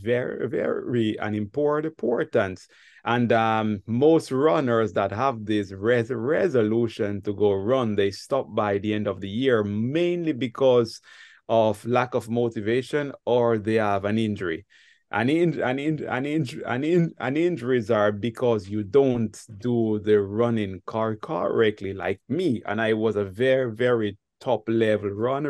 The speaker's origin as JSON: {"language": "English", "town": "Ocho Rios", "region": "Saint Ann", "country": "Jamaica", "tie": "born or raised there", "moved": "yes", "lives_now": "France", "said": "I am a Jamaican, and the city that I was born is called Ocherios, but our locals, we call the city Ochi"}